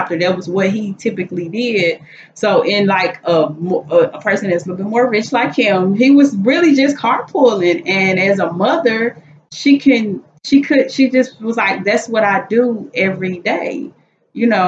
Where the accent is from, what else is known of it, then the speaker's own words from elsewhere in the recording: Chicago, Illinois, United States; we're from Chicago